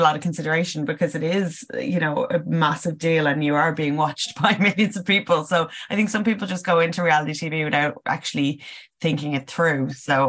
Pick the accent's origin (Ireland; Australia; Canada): Ireland; Dublin, Leinster; I'm from Tala as well. So I was like, oh, you're a fellow Dub